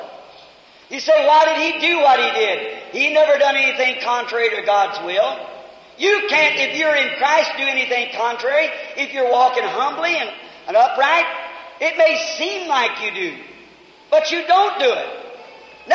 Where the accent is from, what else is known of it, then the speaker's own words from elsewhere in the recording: United States; I'm an American.